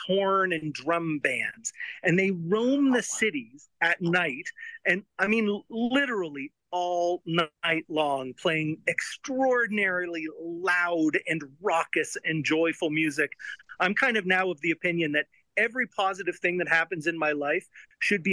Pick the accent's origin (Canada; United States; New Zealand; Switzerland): Canada; I'm a Canadian, not a Mexican